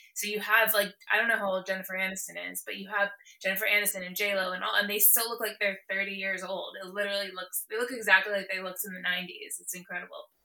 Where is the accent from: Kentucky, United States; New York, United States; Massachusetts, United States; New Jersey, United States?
New Jersey, United States; Morris County; moved away as an adult; also born or lived in Los Angeles / Philadelphia; I grew up in Morris County